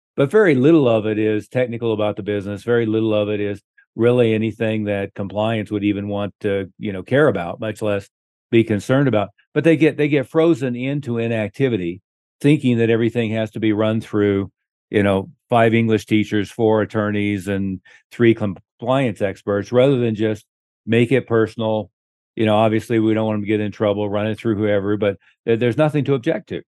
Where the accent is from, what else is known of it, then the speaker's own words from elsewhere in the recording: Oklahoma, United States; moved away; I was from Oklahoma